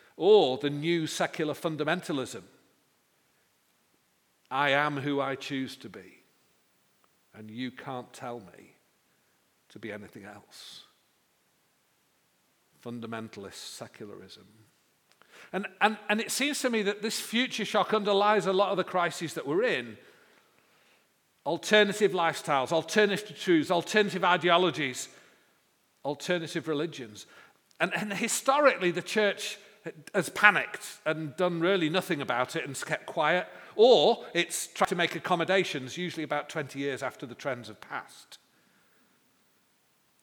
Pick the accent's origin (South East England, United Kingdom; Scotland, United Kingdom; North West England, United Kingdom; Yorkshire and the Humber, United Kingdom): North West England, United Kingdom; Manchester; I come from Manchester